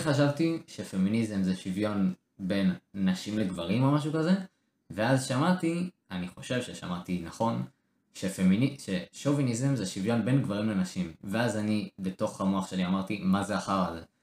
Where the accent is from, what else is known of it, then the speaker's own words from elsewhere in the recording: Israel; בתור ישראלים